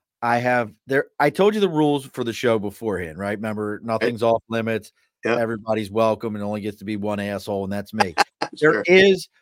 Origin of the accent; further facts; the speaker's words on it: Baltimore, Maryland, United States; growing up in Baltimore